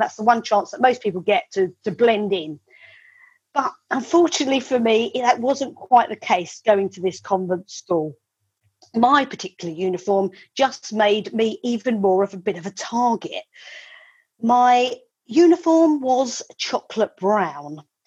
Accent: Medway, South East England, United Kingdom; I was born in Medway um, in the 1970s. Uh, I was born in the house that uh, my mum still lives

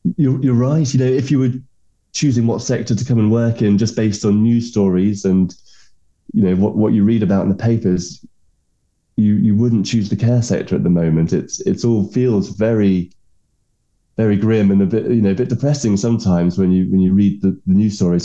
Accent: England, United Kingdom

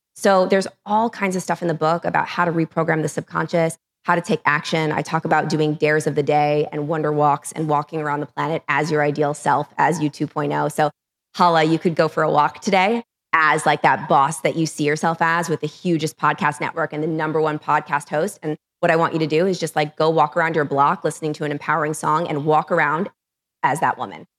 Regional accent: New York City, New York, United States; I'm from New York City

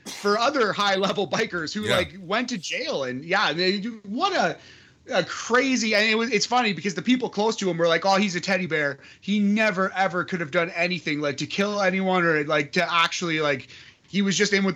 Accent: Sudbury, Ontario, Canada; I am from Sudbury, Ontario. I used to live 5 minutes away from the police station

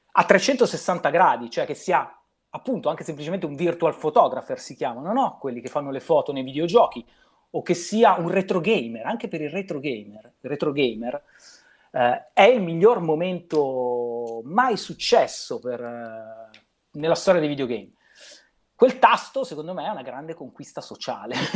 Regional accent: Milan, Lombardy, Italy; io sono di Affori

